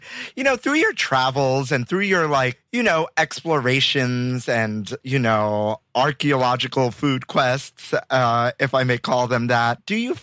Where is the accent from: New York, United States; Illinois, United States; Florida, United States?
New York, United States; New York City; growing up in Bay Ridge, there's a place called Placa Taverna on the corner of 86th Street and 4th Avenue.